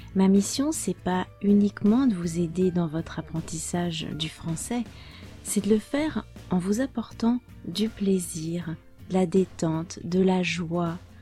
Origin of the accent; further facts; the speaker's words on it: France; moved away; also born or lived in Portugal; je suis française